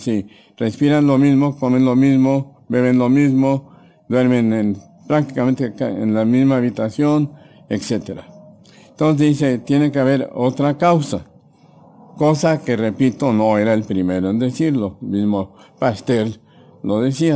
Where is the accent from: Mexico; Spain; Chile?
Mexico; Mexico City; also born or lived in Davenport, Iowa, United States; yo soy mexicano, por nacimiento. Nací en la Ciudad de México en 1945.